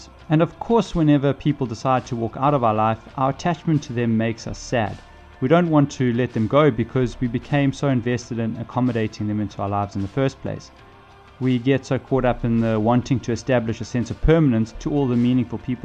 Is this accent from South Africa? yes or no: yes; South Africa; being South African